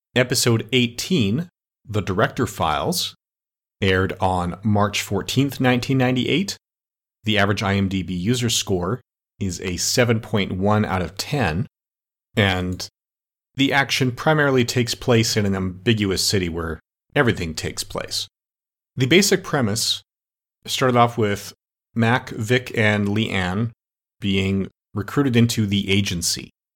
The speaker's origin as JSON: {"language": "English", "country": "Canada", "said": "I'm Canadian"}